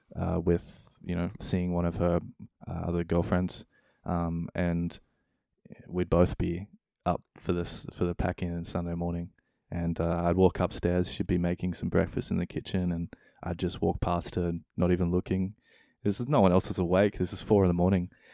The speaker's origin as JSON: {"language": "English", "country": "Australia", "tie": "born or raised there", "also_born_or_lived": "New Zealand", "moved": "as an adult", "lives_now": "Denmark", "said": "growing up in Australia, spending a bit of time in New Zealand, a step to Denmark"}